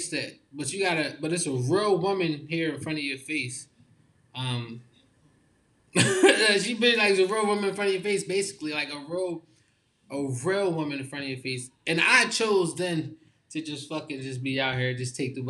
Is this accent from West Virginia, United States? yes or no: no; Philadelphia, Pennsylvania, United States; I'm from Philly